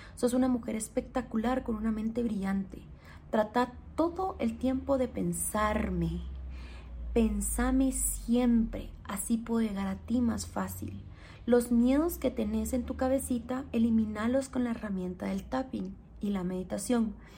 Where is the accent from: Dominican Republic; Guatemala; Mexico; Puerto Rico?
Guatemala; soy guatemalteca